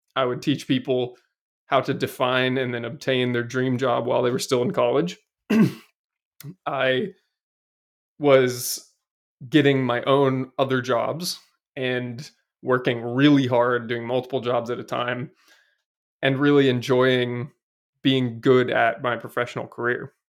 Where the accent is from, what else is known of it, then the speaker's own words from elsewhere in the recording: Seattle, Washington, United States; I grew up in Seattle, and I'm an only child